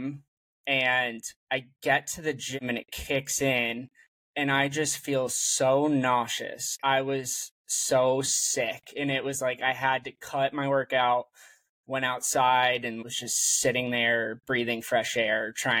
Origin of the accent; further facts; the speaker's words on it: Massachusetts, United States; moved away as an adult; also born or lived in San Francisco Bay Area, California; now in San Francisco, United States; So I am originally from Massachusetts, and I moved to the Bay Area in San Francisco for work.